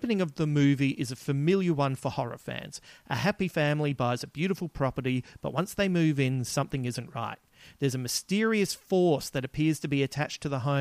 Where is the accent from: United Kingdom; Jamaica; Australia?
Australia; Adelaide, South Australia; accent: Adelaide; my Adelaide accent